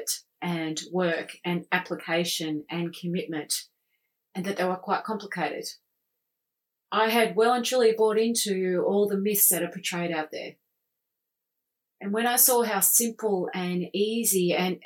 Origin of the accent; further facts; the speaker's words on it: Australia; I'm Australian